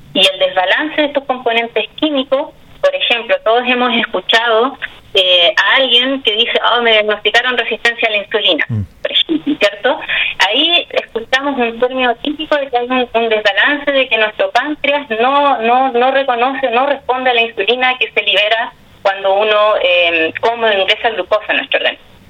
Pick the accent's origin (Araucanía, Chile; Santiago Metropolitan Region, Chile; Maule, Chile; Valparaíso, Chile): Maule, Chile; Constitución; yo soy de Constitución